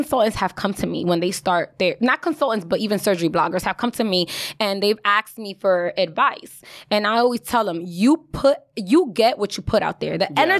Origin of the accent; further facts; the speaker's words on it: Bronx, New York, United States; okay, I'm a classy ass bitch. But at the end of the day, I'm from the Bronx. Don't you forget it.